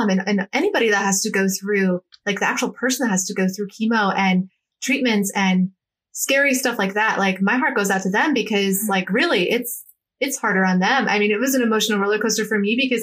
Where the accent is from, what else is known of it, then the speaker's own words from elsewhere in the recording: Cleveland, Ohio, United States; moved away as an adult; also born or lived in Los Angeles, California; Ohio is where my roots are. I'm from Cleveland.